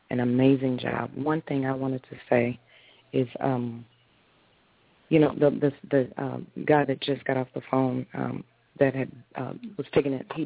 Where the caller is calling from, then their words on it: Taylor, Michigan, United States; I'm calling from Taylor, Michigan.